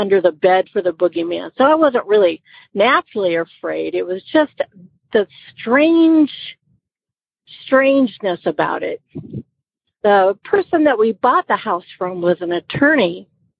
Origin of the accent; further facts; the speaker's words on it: Iowa, United States; moved away as an adult; now in Georgia, United States; I am calling from Georgia. I'm originally from Iowa